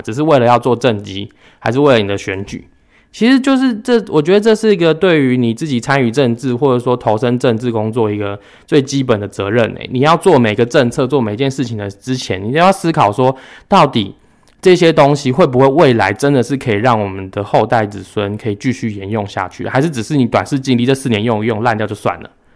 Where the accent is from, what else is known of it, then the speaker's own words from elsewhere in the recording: Yilan County, Taiwan; 我们宜兰人